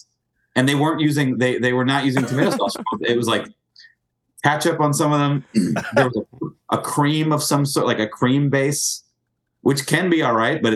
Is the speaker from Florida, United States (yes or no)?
no; New York City, New York, United States; everyone I grew up with in Manhattan is like kind of Jewish.